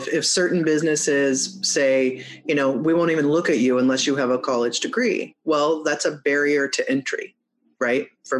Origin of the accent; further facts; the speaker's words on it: Muskegon, Michigan, United States; born there; Because I was born in Michigan. And I was born in Muskegon, and my family's from Bay City in Alma.